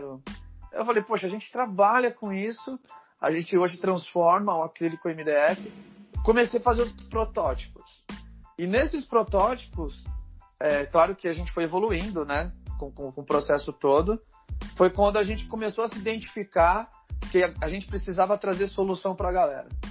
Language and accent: Portuguese; ABC Paulista, São Paulo, Brazil; a gente é do ABC Paulista, a gente é São Caetano, Santo André